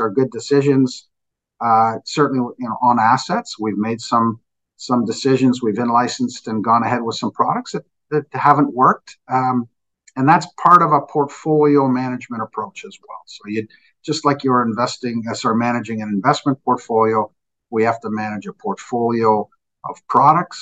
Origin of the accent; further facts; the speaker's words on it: Canada; we're Canadian